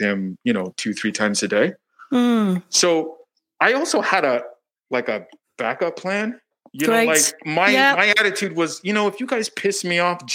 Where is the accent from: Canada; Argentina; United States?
Canada; I'm Canadian